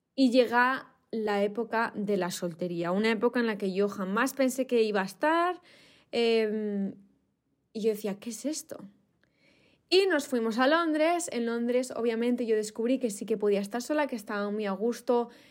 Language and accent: Spanish; Spain; me faltaba algo en mi país, en España